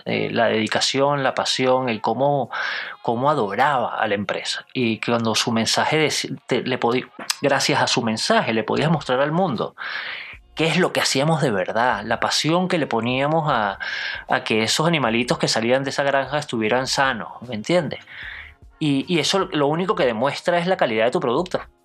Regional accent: Venezuela; born or raised there

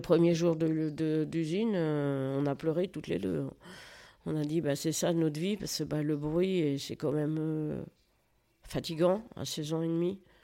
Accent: Toury, Centre-Val de Loire, France; je suis née à Toury, et mes parents étaient agriculteurs

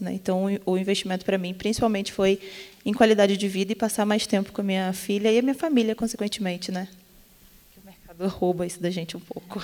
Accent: Rio de Janeiro, Brazil; sou do Rio de Janeiro, tenho 25 anos

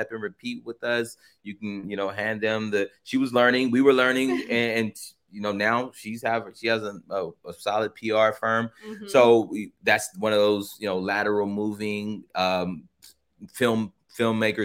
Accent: Carson, California, United States; My hometown, city of Carson

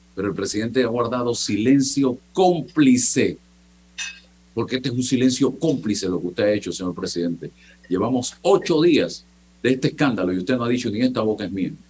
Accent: Panama; como muchos panameños

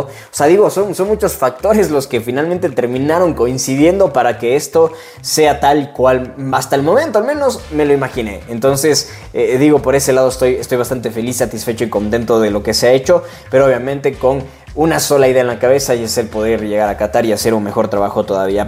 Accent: Cuenca, Azuay, Ecuador; soy de Cuenca, Ecuador

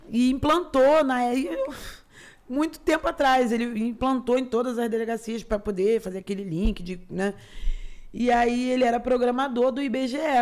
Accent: Rio de Janeiro, Brazil; eu já nasci, eu já no Rio Comprido mesmo

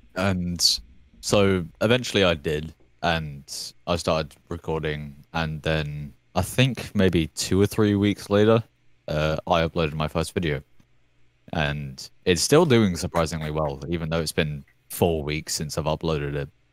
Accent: United Kingdom; the British guy in Zan's video

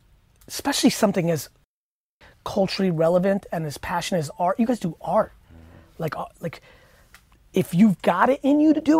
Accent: Edison, New Jersey, United States; I grew up in Edison, New Jersey. Good mixed culture. I'm 41

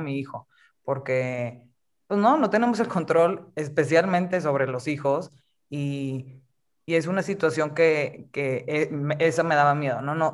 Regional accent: Monterrey, Nuevo León, Mexico; now in Mexico City, Mexico; yo, soy de Monterrey originalmente, pero vivo ahorita en la Ciudad de México

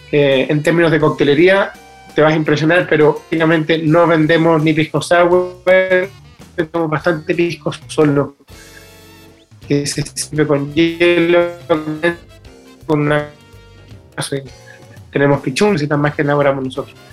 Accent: Chile; eh, como chileno, incluir el vino en la canasta familiar

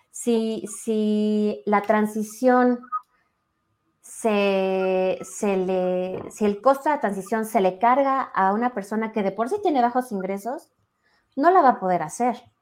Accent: Mexico City, Mexico; also born or lived in San Juan Teotihuacán; yo ya nací en la Ciudad de México, pero pues prácticamente todos mis fines de semana y todas las vacaciones nos la pasábamos en San Juan Teotihuacán

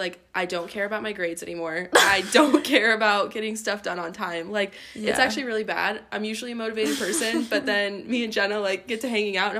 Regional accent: Nebraska, United States; we were just like, Nebraska

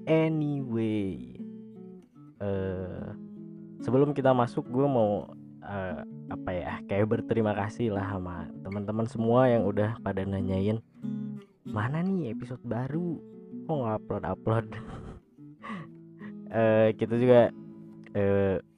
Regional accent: Sukabumi, West Java, Indonesia; also born or lived in Bandung; gue lahir di Bandung pada tahun 1996 kebetulan gue di kelas 3 SD itu gue pindah uh, ke kota lain dan kebetulan kota itu adalah kota Sukabumi

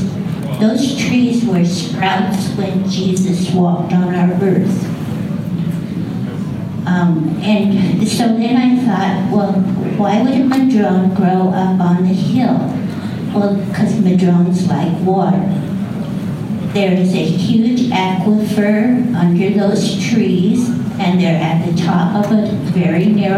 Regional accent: Myrtle Creek, Oregon, United States; I'm from Myrtle Creek. I'm 3 miles out of town on South Myrtle

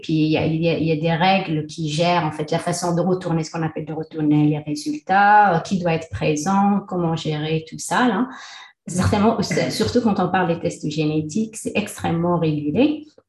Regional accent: Taza, Fès-Meknès, Morocco; moved away as an adult; also born or lived in Le Mans, France / Nantes, France / Montreal, Canada; now in Qatar; je suis née au Maroc dans une petite ville qui s'appelle Taza.

